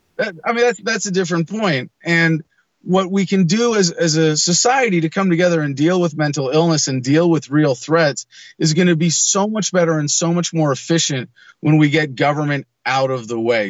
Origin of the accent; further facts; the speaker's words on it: San Mateo, California, United States; also born or lived in San Francisco; I was born in San Francisco Children's Hospital, but I, I grew up in San Mateo mostly